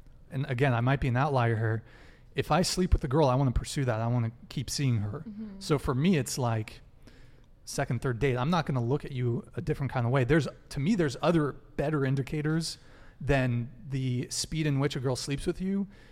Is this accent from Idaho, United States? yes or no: no; Santa Barbara, California, United States; English is a second language; I grew up in Santa Barbara